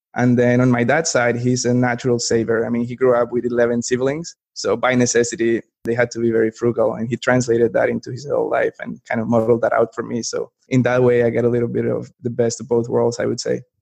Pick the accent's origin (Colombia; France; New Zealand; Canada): Colombia; moved away as an adult; now in Raleigh, United States; I'm from Colombia originally. I was born and raised over there, moved to the US for college, and just kind of ended up staying here